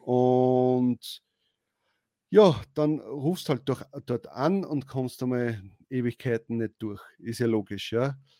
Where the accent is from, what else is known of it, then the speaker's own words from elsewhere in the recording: Austria; bei uns ist das so in Österreich